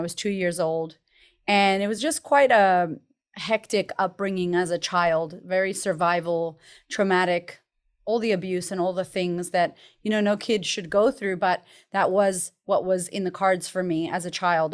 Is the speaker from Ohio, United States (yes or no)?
no; Boston, Massachusetts, United States; I grew up in America, in Boston, Massachusetts